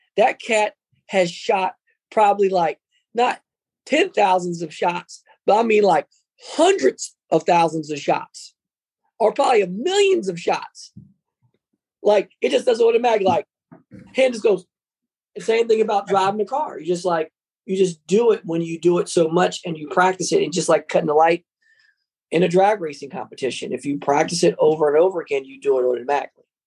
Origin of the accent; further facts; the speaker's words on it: Trenton, New Jersey, United States; I grew up around Chambersburg was Italian Village